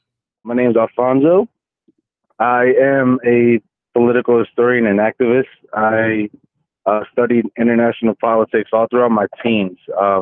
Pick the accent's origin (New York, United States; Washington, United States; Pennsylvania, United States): Pennsylvania, United States; Philadelphia; I'm also from Philadelphia, Pennsylvania.